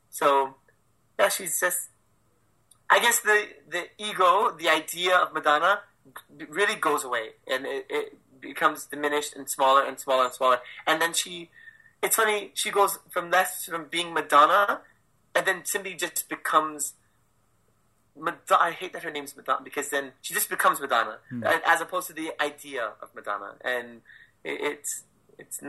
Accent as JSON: {"language": "English", "region": "Hawaii", "country": "United States", "tie": "born or raised there", "said": "it's my hometown"}